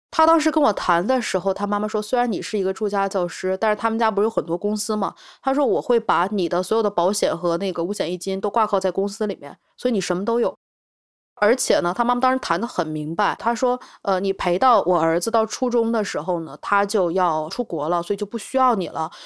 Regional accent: Changchun, Jilin, China; 我是来自吉林长春，今年三十岁

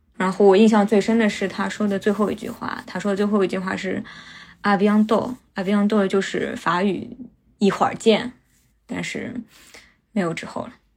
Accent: Shanghai, China; also born or lived in Phnom Penh, Cambodia; 我是在金边出生的。在我一岁半的时候，我妈就把我送回上海，送到外婆外公家住 然后我就跟着我外公外婆长大

